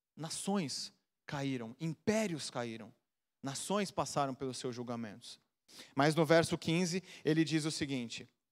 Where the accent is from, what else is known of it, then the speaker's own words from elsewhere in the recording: Brazil; eu na minha infância, na Vila Margarida